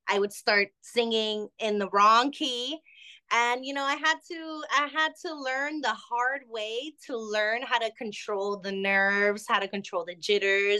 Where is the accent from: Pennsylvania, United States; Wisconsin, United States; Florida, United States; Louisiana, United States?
Florida, United States; Miami; also born or lived in Barquisimeto, Venezuela; I was basically raised here. I've always lived in Miami all my years.